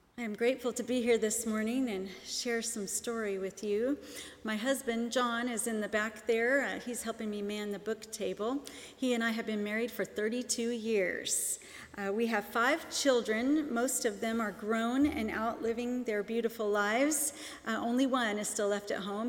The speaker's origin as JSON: {"language": "English", "town": "Seattle", "region": "Washington", "country": "United States", "tie": "born or raised there", "moved": "yes", "said": "I grew up in Seattle, Washington"}